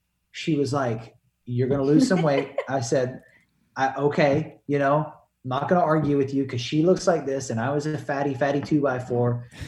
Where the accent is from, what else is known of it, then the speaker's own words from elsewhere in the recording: North Carolina, United States; I'm from North Carolina.